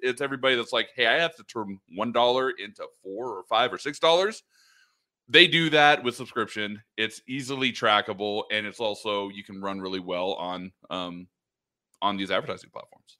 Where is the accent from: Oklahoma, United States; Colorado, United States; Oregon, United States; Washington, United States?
Oregon, United States; moved away as an adult; also born or lived in Los Angeles area, California; We grew up in Oregon.